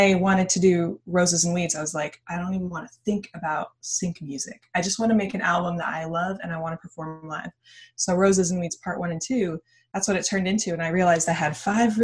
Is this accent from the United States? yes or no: yes; San Diego, California, United States; now in Los Angeles, United States; I was born in San Diego